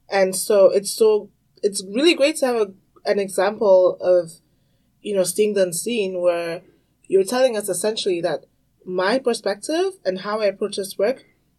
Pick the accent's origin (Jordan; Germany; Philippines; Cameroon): Cameroon; also born or lived in Tanzania / Congo; growing up African, I grew up in Cameroon, Tanzania, and I also spent some time in Congo.